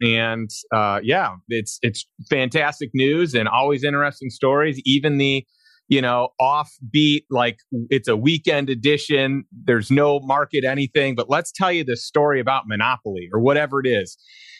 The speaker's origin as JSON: {"language": "English", "town": "Chicago", "region": "Illinois", "country": "United States", "also_born_or_lived": "St. Louis", "moved": "yes", "lives_now": "Austin, United States", "said": "I'm from Chicago originally, then moved to St. Louis"}